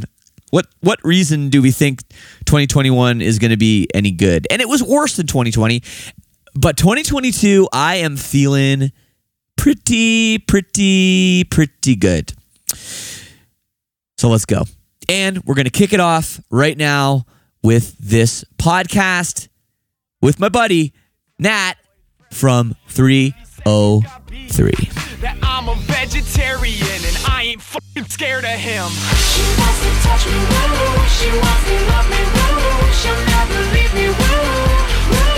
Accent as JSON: {"language": "English", "town": "Oakville", "region": "Ontario", "country": "Canada", "tie": "born or raised there", "also_born_or_lived": "Toronto, Canada", "said": "I'm a suburban kid. The city I'm from is called Oakville"}